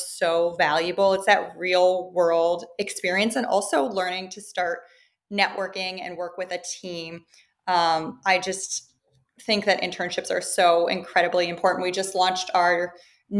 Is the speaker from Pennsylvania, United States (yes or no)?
no; suburbs of Chicago, Illinois, United States; moved away; also born or lived in Miami; I grew up in the Midwest, so I had a very Midwestern upbringing in the suburbs of Chicago.